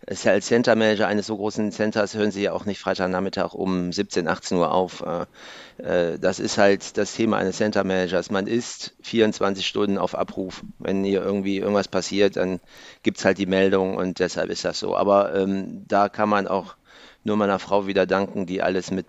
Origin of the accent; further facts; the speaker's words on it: Mönchengladbach, North Rhine-Westphalia, Germany; Äh, ich bin aus Mönchengladbach.